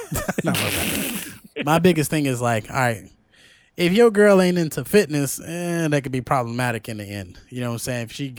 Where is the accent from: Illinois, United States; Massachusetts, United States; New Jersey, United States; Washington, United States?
Illinois, United States; Chicago; Bitch, I grew up in Cook County housing in Chicago, Illinois.